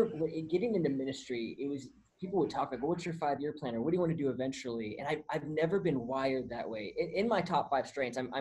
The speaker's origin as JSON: {"language": "English", "region": "California", "country": "United States", "tie": "born or raised there", "moved": "as an adult", "lives_now": "Texas, United States", "said": "I was born and raised in California"}